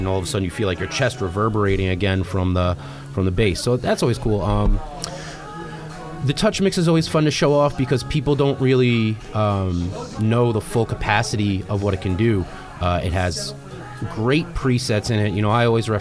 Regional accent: Brooklyn, New York, United States; I'm from Brooklyn, gigs in Brooklyn

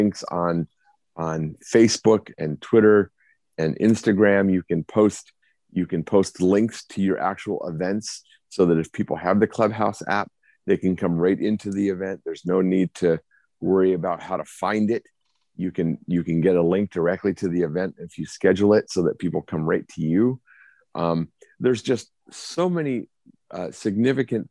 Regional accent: Arizona, United States; my home state of Arizona

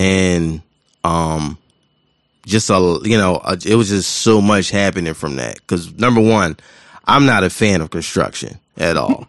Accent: Philadelphia, Pennsylvania, United States; I'm from West Philadelphia

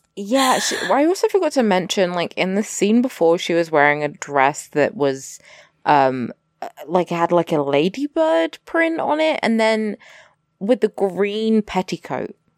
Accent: England, United Kingdom; I'm English

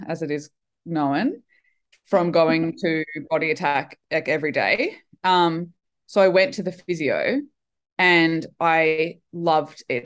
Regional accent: Brisbane, Queensland, Australia; brisbane winter is not winter now that i've lived other places in the world when i came back i thought oh right our winter's awesome

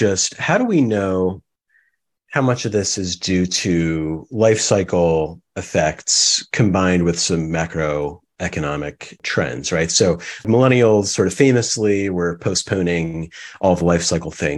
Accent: Ann Arbor, Michigan, United States; I grew up in Ann Arbor

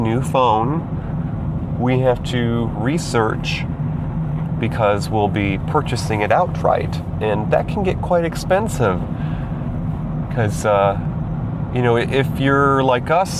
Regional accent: New York, United States; moved away; I moved back to my home state to be nearer to Mama Star Sage

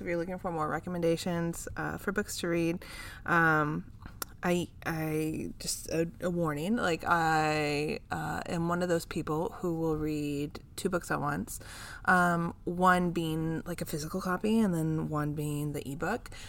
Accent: California, United States; here in my home state of California

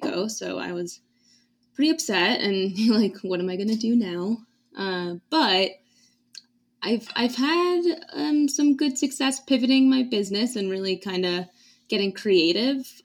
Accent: East Coast, United States; now in New Mexico, United States; I'm from the East Coast

